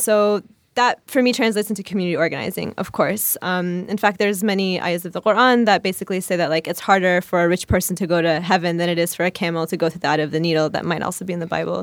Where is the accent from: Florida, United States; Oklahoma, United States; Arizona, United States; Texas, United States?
Oklahoma, United States; now in Chicago, United States; there was no other, like, really hijabi or, like, person who looked like me growing up in Oklahoma